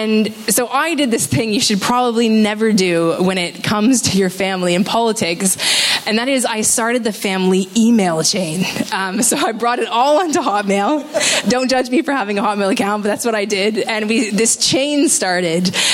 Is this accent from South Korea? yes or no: no; Canada; I am from Canada